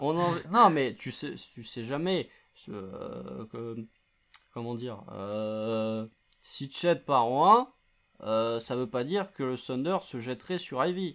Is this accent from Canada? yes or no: no; France; accent: French; notre euh, notre accent français